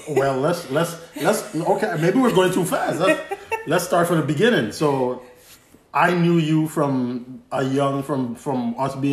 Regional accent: Glen, U.S. Virgin Islands; so yeah, we grew up in Glen. Uh, literally, if you if you're in the Virgin Islands and you know Glen, the basketball court I lived on one side of the basketball court.

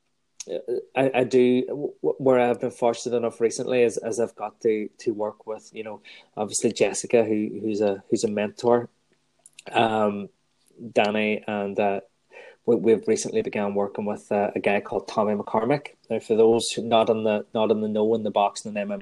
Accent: Strabane, Northern Ireland, United Kingdom; my hometown

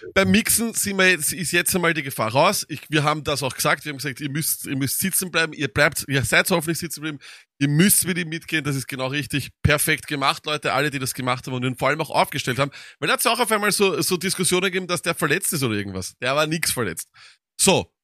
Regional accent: Austria; bei uns in Österreich

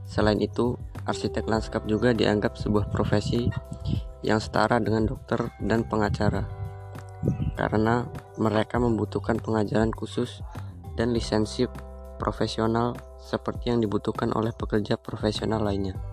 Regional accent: Way Kanan, Lampung, Indonesia; Saya berasal dari Provinsi Lampung, tepatnya di Kabupaten Waikana.

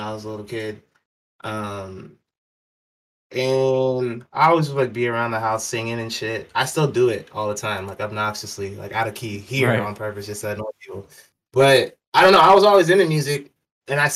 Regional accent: Gresham, Oregon, United States; I grew up out in Gresham, which is like 45 minutes away

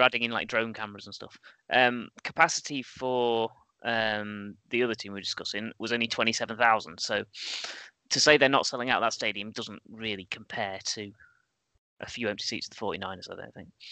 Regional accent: England, United Kingdom; we're all English, right? We grow up with a suspicion of franchises

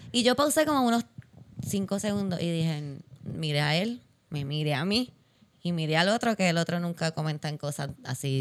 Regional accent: Puerto Rico; nos hacen a los puertorriqueños

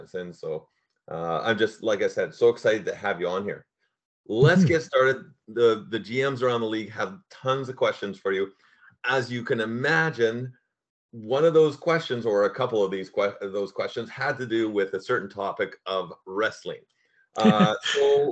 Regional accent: Southern Alberta, Canada; I grew up in Southern Alberta as well

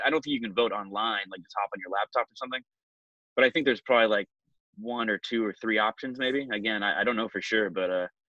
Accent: West Coast, United States; Like I'm from the West Coast. So I kind of consider my voice to be the accent list.

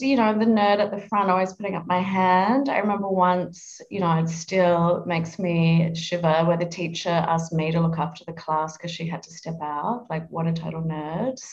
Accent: Adelaide, South Australia, Australia; moved away as an adult; also born or lived in Melbourne; I was born in Adelaide. I, I, grew up in Adelaide.

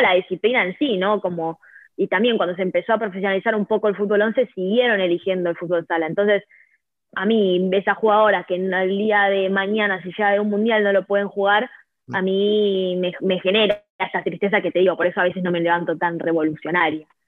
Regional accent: Argentina; moved away; yo soy de Argentina

